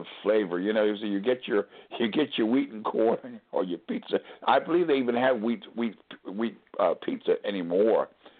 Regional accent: Northeast, United States; now in New Orleans, United States; It's funny when you and I come from the Northeast, and the guy says, forget about it.

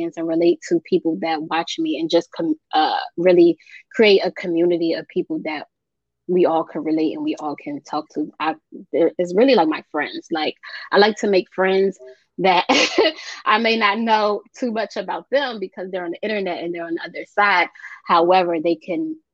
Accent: United States; I was born here in America, but my parents are from both some Sierra Leone, West Africa, and they came to the country over 50 years ago

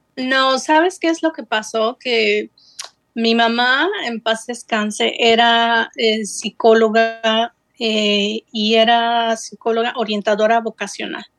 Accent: Xalapa, Veracruz, Mexico; moved away as an adult; also born or lived in Geneva, Switzerland / United States; now in Netherlands; Yo nací en el puerto de Veracruz, pero toda mi vida eh, estudié y crecí en Jalapa, Veracruz

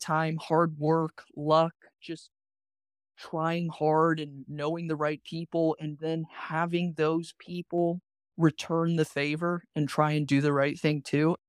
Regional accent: Savannah, Georgia, United States; Growing up in Savannah, it's a small town

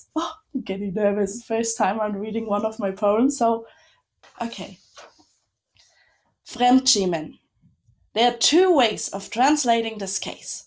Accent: Munich, Bavaria, Germany; now in Berlin, Germany; I grew up in Munich

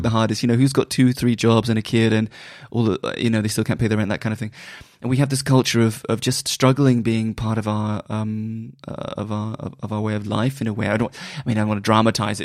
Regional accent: Bristol, South West England, United Kingdom; moved away; also born or lived in London; I'm from Bristol

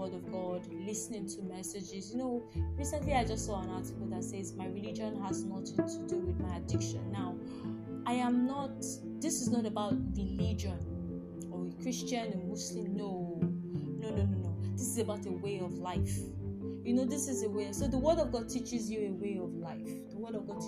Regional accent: Nigeria; I'm from Nigeria

